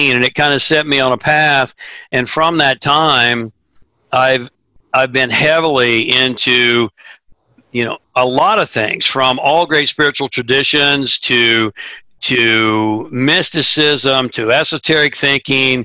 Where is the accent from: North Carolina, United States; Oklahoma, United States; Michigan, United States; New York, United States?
Oklahoma, United States; Tulsa; I grew up in Tulsa, Oklahoma, which is the buckle of the Bible Belt.